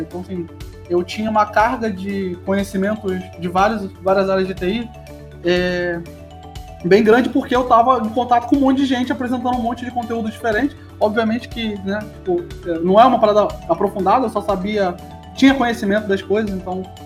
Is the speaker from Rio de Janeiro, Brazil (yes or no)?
yes; Rio de Janeiro, Brazil; accent: carioca; moved away as an adult; also born or lived in São Paulo; Sou carioca